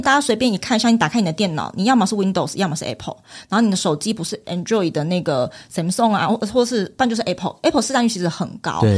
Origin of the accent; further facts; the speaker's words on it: Taiwan; 我们是台湾人身份